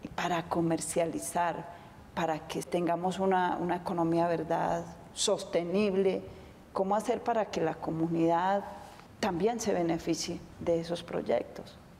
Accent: Antioquia, Colombia; como antioqueña

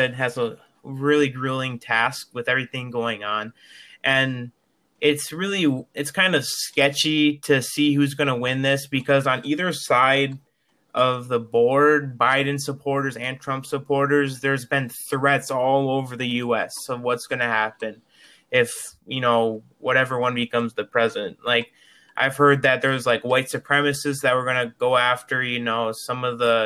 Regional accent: Shawano, Wisconsin, United States; I born and raised in Shawano, have not left this area in 18 years

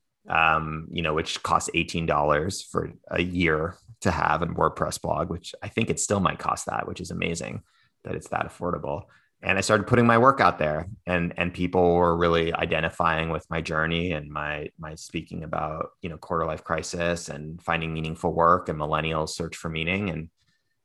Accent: East Coast, United States; moved away as an adult; now in San Francisco, United States; I grew up on the East Coast and spent most of my life there.

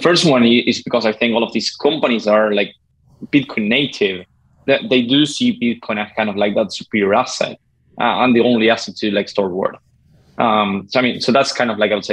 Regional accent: Uruguay; I'm from Uruguay.

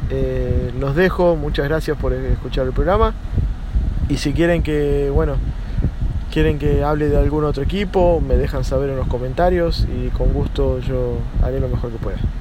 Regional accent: Miami, Florida, United States; also born or lived in Argentina; nací en Argentina, pero me crié en Miami

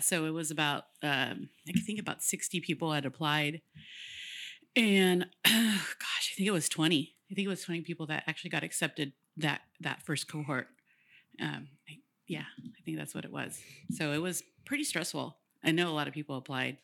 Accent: Woodland, California, United States; I'm from Wood, Woodland

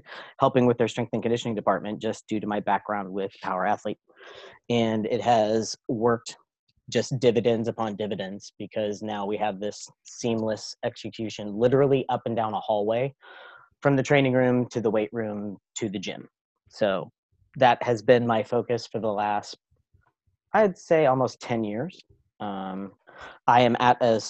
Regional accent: Kansas City, United States; I'm from Kansas City, so we know barbecue

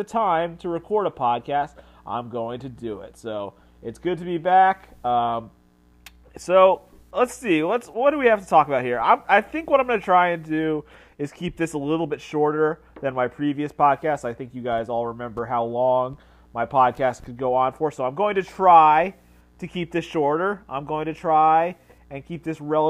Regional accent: Connecticut, United States; moved away; I grew up in Connecticut. I spent 10 years living in Connecticut

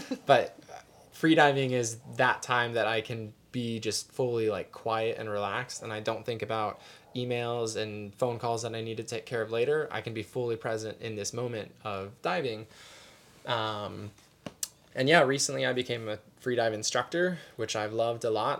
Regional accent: Arizona, United States; moved away as an adult; now in Honolulu, United States; born and raised in Arizona

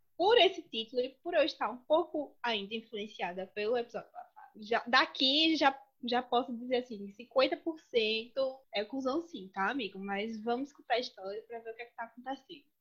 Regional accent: Pernambuco, Brazil; accent: Pernambucan; eu sou pernambucana, acho que deu para perceber meu sotaque

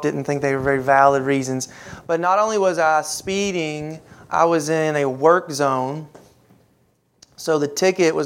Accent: Louisville, Kentucky, United States; moved away; my hometown up in Louisville

